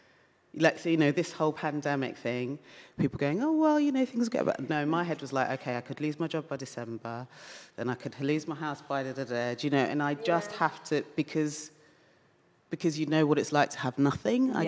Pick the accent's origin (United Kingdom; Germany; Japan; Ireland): United Kingdom; London; I'm a Londoner